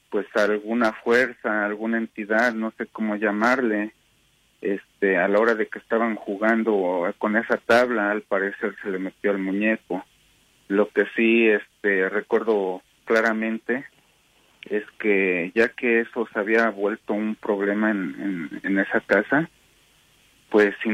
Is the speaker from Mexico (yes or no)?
yes; Mexico; now in Salt Lake City, United States; esto pasó allá en México. Este, bueno, alrededor del principios de los años 80, que yo era un niño apenas. Entonces, este, resulta que yo vivía en la casa de mi abuela